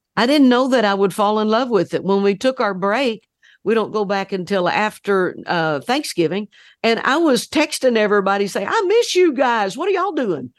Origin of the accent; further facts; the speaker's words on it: Oklahoma, United States; We grew up in Oklahoma.